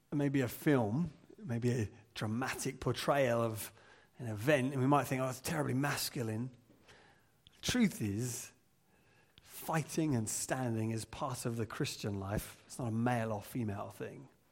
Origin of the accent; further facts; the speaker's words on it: England, United Kingdom; as English people